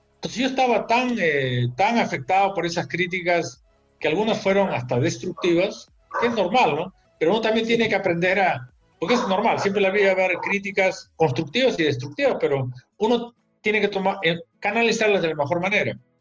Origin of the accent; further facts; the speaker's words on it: Peru; regreso al Perú